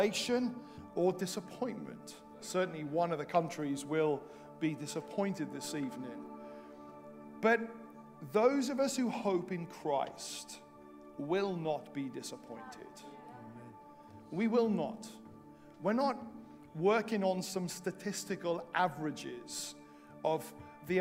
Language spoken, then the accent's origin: English; Welsh, Wales, United Kingdom; now in England, United Kingdom; I say this as a Welsh missionary in England